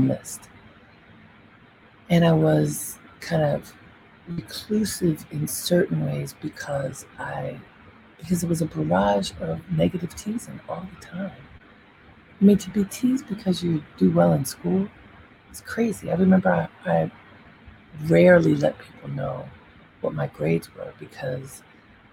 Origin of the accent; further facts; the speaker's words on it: Baltimore, Maryland, United States; I grew up in Baltimore, and I loved being in Baltimore as a child